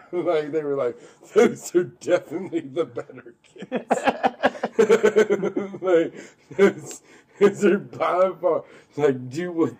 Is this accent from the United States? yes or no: yes; Burlington, North Carolina, United States; I also had like friends that I grew up with in North Carolina that were just country as fuck.